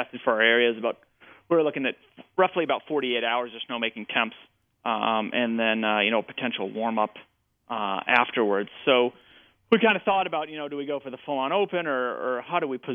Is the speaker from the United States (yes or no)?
yes; Connecticut, United States; I grew up in Connecticut